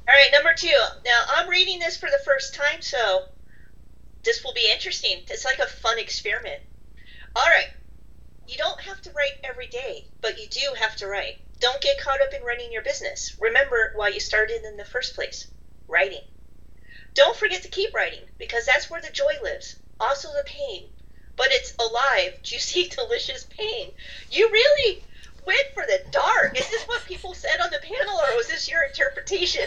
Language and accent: English; Southern California, United States; I grew up in Southern California